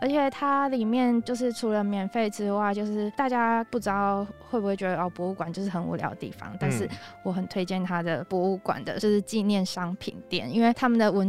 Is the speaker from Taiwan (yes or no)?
yes; Taiwan; moved away as an adult; now in Seoul, South Korea; 我是台湾人。